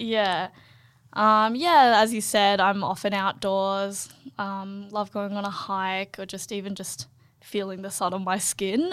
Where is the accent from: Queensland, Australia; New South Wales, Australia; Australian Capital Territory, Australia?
Australian Capital Territory, Australia; Canberra; I'm actually from Canberra